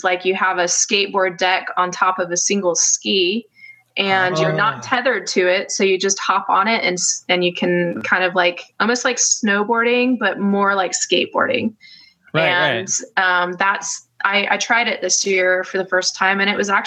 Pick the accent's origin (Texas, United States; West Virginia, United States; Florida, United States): Texas, United States; now in Coeur d'Alene, United States; I'm from Texas